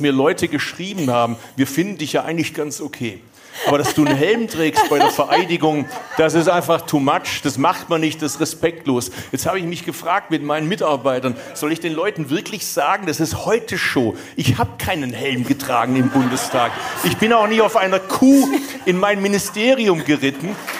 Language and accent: German; Bad Urach, Baden-Württemberg, Germany; accent: Swabian; moved away as an adult; ich komme aus Urach, das ist Schwäbische Alb